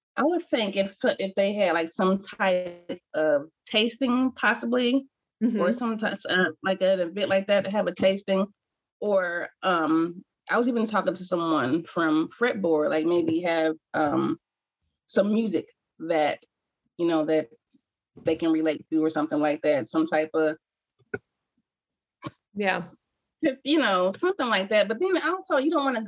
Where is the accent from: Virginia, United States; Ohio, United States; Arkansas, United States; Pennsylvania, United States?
Ohio, United States; Cincinnati; I am born and raised here